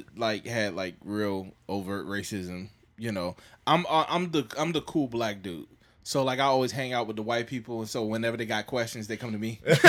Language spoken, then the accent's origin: English; the South, United States; I'm from the South